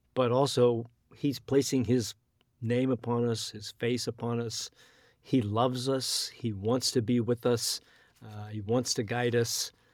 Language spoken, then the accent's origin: English; United States; as American Christians